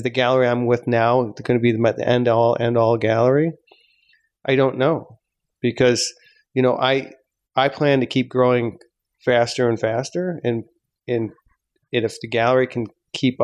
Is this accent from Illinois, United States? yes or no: yes; Chicago, Illinois, United States; people in Chicago, in my hometown